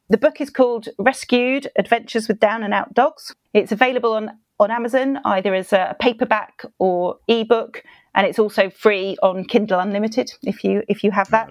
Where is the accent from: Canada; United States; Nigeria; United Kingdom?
United Kingdom; accent: British; I'm British, so I have a distinctive accent